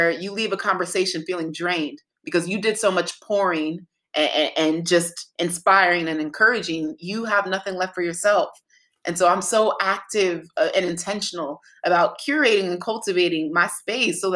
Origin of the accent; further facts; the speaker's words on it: Nigeria; being Nigerian